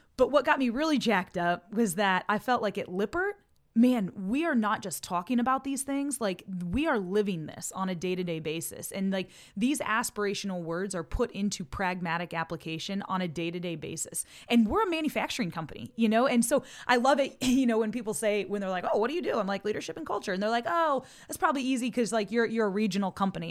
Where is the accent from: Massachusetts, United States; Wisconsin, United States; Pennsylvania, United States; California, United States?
Pennsylvania, United States; Montrose; also born or lived in Ohio; being raised in Montrose, Pennsylvania